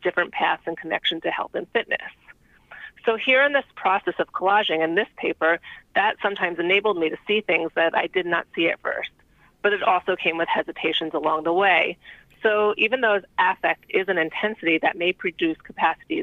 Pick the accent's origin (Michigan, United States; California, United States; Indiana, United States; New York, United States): New York, United States; New York City; I'm from New York City.